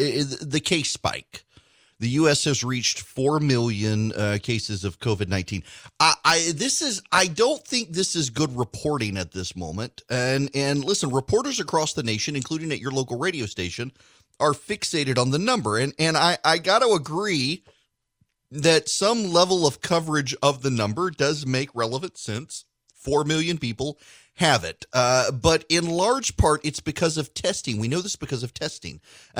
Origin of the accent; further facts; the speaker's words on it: Dubai, United Arab Emirates; I grew up in Dubai. We didn't have many opportunities.